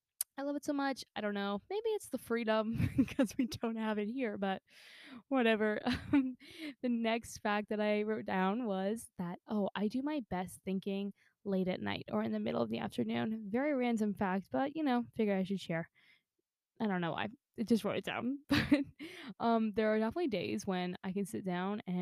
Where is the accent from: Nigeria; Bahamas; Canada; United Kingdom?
Canada; I'm Canadian through and through